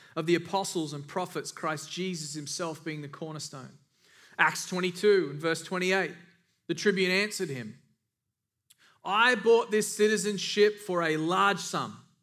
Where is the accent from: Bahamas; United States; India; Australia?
Australia; moved away; I'm from Australia